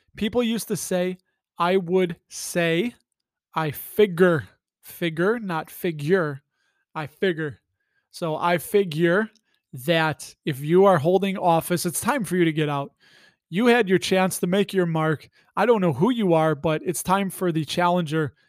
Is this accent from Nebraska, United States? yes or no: no; Illinois, United States; I'm from Illinois, and Illinois is bluest of the blue